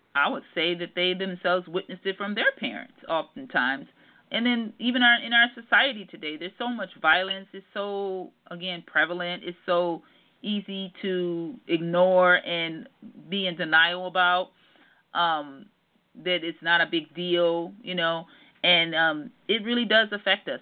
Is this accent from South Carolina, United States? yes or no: no; Detroit, Michigan, United States; moved away; also born or lived in Southern California; I'm actually from Detroit, Michigan and I went through a lot growing up